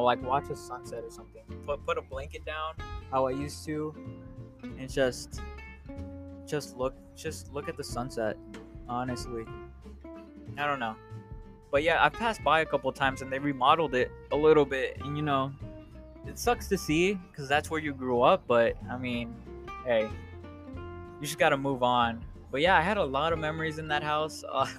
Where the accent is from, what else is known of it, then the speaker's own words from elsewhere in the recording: Chicago, Illinois, United States; Yeah, so I mean, I consider myself growing up in Chicago.